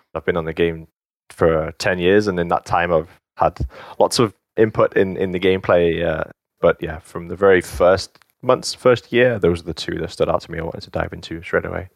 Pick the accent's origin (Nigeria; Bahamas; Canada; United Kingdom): United Kingdom; England; moved away; also born or lived in United States; I was born in England. Half of my family, um, is Welsh